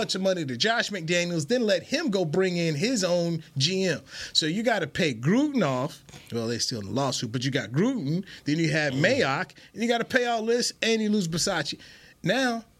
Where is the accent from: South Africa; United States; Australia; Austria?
United States; North Carolina; I'm from North Carolina